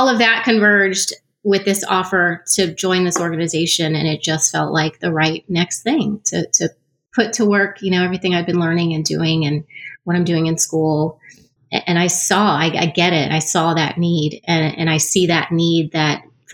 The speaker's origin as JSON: {"language": "English", "region": "Texas", "country": "United States", "tie": "born or raised there", "moved": "as an adult", "lives_now": "Kansas City, United States", "said": "I grew up in Texas"}